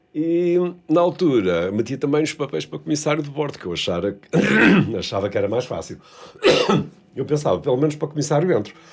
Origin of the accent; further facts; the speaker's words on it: Vila do Conde, Norte, Portugal; also born or lived in Porto; Nasci no Porto, hum. cresci em Vila de Conde